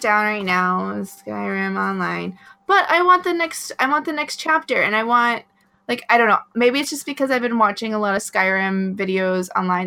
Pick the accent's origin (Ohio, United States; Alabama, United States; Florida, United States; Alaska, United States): Alaska, United States; moved away; where I grew up in Alaska